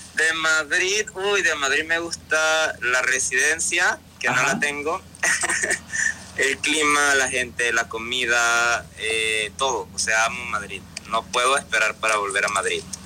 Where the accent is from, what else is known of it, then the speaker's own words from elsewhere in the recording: Panama; soy un cantautor panameño